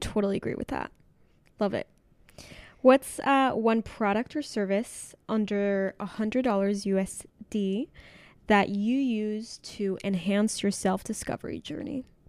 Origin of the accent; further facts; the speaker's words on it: Mexico; I'm from Mexico